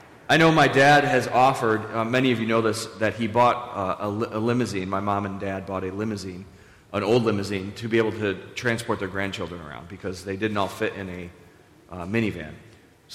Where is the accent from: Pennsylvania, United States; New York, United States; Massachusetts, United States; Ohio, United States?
New York, United States; Buffalo; we're all from Buffalo and we're all very humble people